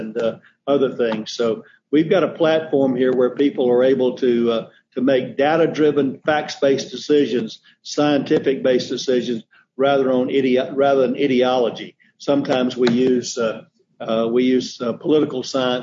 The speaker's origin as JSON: {"language": "English", "region": "Middle Georgia", "country": "United States", "tie": "born or raised there", "also_born_or_lived": "Ohio / North Carolina"}